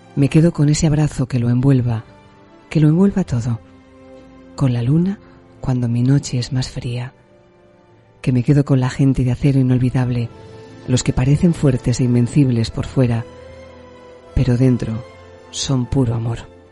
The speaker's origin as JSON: {"language": "Spanish", "town": "Alicante", "region": "Valencian Community", "country": "Spain", "tie": "born or raised there", "moved": "as an adult", "lives_now": "Tenerife, Spain", "said": "yo soy alicanaria, porque nací en Alicante, soy valenciana, pero me vine con veintipocos años a las Islas Canarias"}